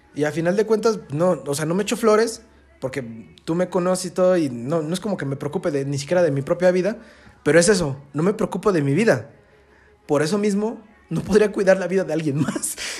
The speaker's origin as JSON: {"language": "Spanish", "town": "Pachuca", "region": "Hidalgo", "country": "Mexico", "said": "yo soy de Pachuca"}